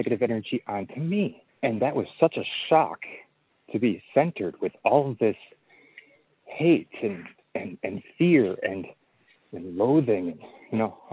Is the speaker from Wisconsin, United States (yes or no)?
yes; Eau Claire, Wisconsin, United States; when I was 6 years old, I was growing up in Wisconsin in a little town called Eau Claire, Wisconsin